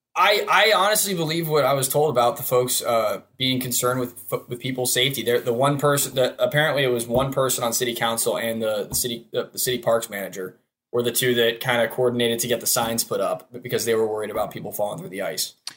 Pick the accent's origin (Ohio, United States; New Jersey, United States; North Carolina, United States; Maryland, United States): Ohio, United States; Hudson; I'm from Hudson, Ohio, resident there for somewhere around twenty-one years, or twenty-two years